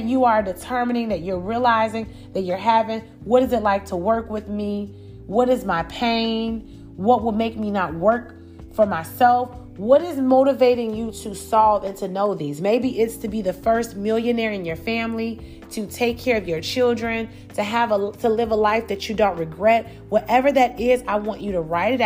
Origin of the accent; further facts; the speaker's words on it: Chicago, Illinois, United States; I grew up in Chicago